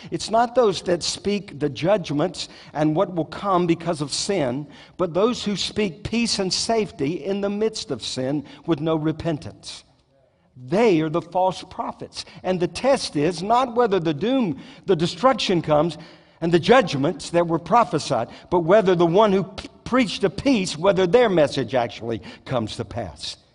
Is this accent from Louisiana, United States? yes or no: yes; Southeast Louisiana, United States; now in Moravian Falls, United States; I grew up in South Louisiana, Southeast Louisiana